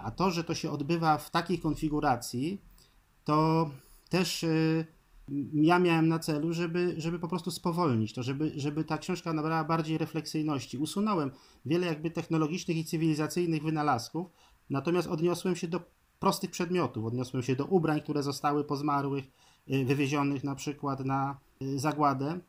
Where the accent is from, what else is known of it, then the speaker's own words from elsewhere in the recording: Poland; z Prus Zachodnich, skąd pochodzę